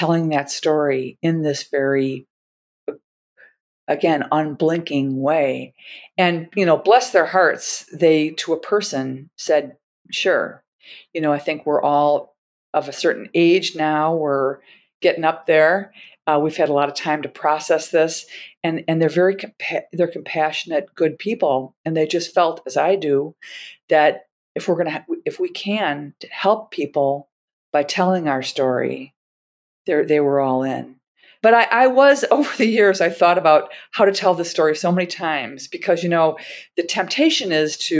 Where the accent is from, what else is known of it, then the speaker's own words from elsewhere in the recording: Milwaukee, Wisconsin, United States; I'm from Milwaukee, Wisconsin